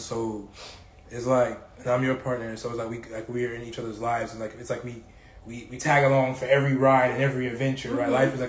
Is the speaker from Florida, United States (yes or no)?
yes; South Florida, United States; I grew up in South Florida.